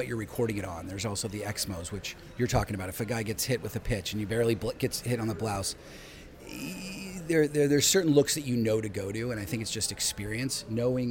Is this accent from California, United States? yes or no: yes; Los Altos, California, United States; I grew up in Los Altos, California